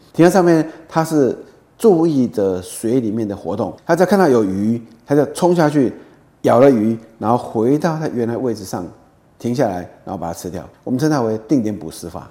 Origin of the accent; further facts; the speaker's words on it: Taiwan; 对我们台湾人来讲，可能感觉比较不到。